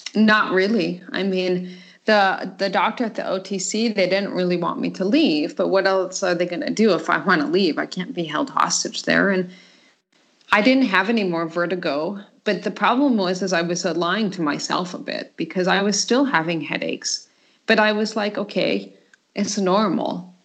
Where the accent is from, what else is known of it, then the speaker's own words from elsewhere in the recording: Colorado, United States; moved away as an adult; now in Denmark; I'm from the United States and um, from Colorado. I was born and raised there.